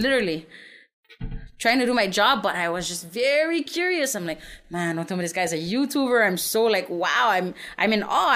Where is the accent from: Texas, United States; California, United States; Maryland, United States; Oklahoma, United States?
Texas, United States; San Antonio; also born or lived in Saipan; I'm from Saipan. I grew up in San Antonio, uh, born and raised